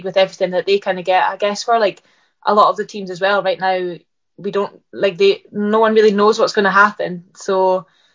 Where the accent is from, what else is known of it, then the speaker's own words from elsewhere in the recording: Livingston, Scotland, United Kingdom; I was born in Livingston, so I went to all the Livingston games. I used to go like home and away, just everywhere, every game. So I guess I was always brought up around it in that sense.